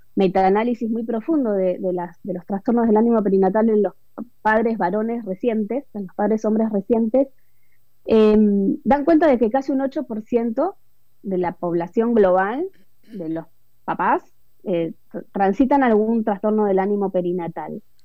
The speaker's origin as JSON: {"language": "Spanish", "country": "Argentina", "also_born_or_lived": "Buenos Aires", "said": "soy argentina, eh, vivo en Buenos Aires ahora, pero he vivido en diferentes ciudades de, nuestro país, de mi país"}